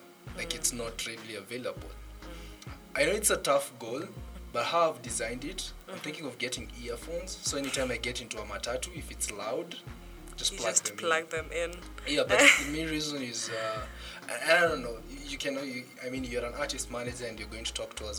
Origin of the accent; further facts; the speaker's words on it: Kenya; As a Kenyan youth, go ahead.